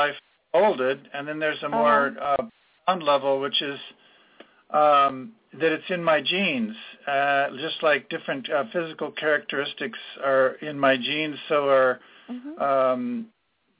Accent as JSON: {"language": "English", "town": "San Jose", "region": "California", "country": "United States", "tie": "born or raised there", "said": "I grew up in San Jose"}